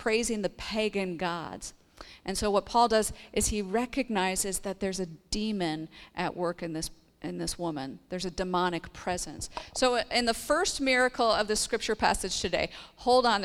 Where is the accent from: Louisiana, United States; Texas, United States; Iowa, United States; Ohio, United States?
Iowa, United States; moved away as an adult; also born or lived in Mobile, Alabama; my home state of Iowa